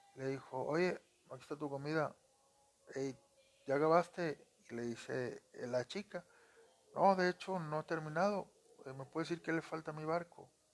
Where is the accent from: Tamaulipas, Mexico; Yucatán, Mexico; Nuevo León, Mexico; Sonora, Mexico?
Nuevo León, Mexico; Monterrey; soy de Monterrey, Nuevo León